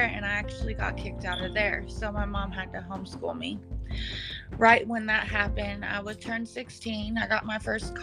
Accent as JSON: {"language": "English", "town": "Paradise", "region": "California", "country": "United States", "tie": "born or raised there", "said": "I was born in Paradise, California. Born and raised there"}